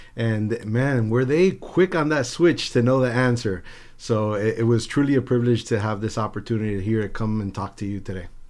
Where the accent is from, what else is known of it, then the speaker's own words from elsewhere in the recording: Miami, Florida, United States; also born or lived in New Jersey / Havana, Cuba; I grew up in South Florida, uh, by way of New Jersey.